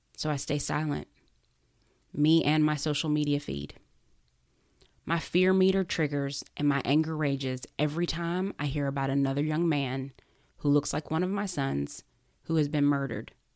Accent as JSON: {"language": "English", "country": "United States", "said": "especially as an American"}